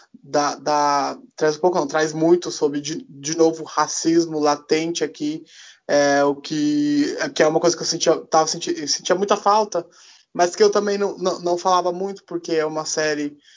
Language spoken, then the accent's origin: Portuguese; Brazil; eu sou brasileiro, né? Não sou canadense